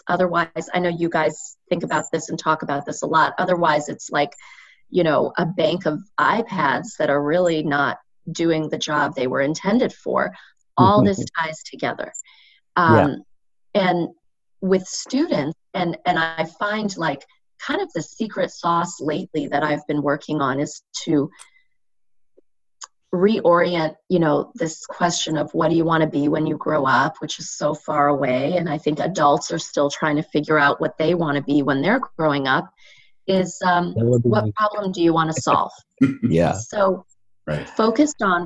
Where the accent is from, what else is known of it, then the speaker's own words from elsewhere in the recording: Indiana, United States; I grew up in Indiana